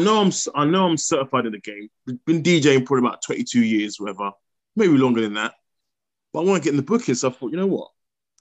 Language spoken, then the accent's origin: English; Bedford, East of England, United Kingdom; also born or lived in Kempston; I grew up in Bedford, well, mainly Kempston growing up.